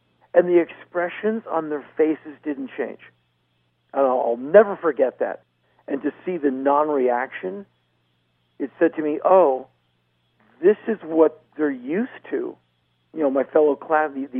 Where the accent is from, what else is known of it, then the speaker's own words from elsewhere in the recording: Washington, District of Columbia, United States; I was raised in a very political household. My mom worked her entire adult career in government. Like, I come from Washington, D.C.